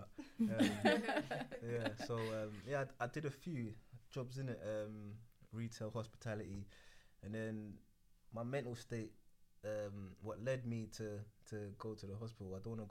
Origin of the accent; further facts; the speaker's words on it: Ghana; Mm-hmm. I speak Ewe, thank you. So Ghana. Yeah, so I'm from Ghana.